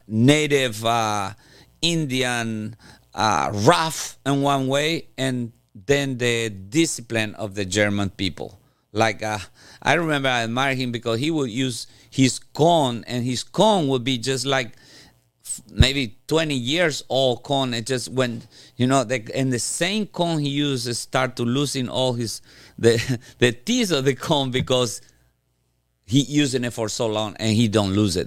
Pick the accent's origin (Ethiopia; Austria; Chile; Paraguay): Paraguay; moved away; I'm from Paraguay. It's a little country in South America. and one moment, Paraguay was maybe the second poorest country in Latin America, uh, beside Haiti. Uh, then I grew up in the middle of the woods in Paraguay